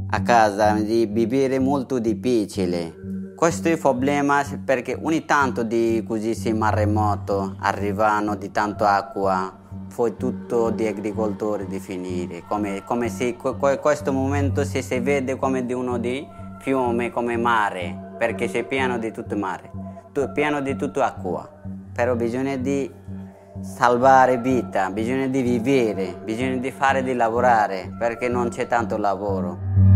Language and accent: Italian; Bhola, Barisal Division, Bangladesh; Italian is a second language; moved away; Il mio paese si chiama Bangladesh è un piccolo paese, però c'è tante persone. Mia città si chiama Bola.